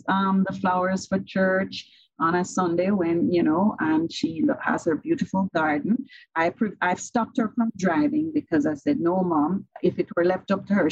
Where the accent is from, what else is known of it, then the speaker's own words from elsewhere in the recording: Jamaica; I am typically Jamaican